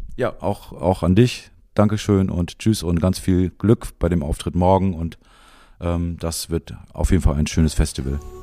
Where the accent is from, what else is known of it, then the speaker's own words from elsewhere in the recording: Jever, Lower Saxony, Germany; Ich bin in Jever aufgewachsen.